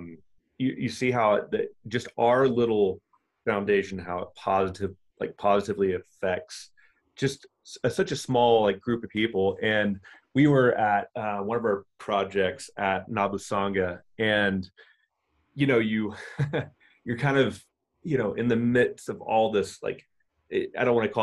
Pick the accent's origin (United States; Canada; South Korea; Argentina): United States; Oklahoma; accent: southern drawl; I grew up in Oklahoma, and my dad, he had goats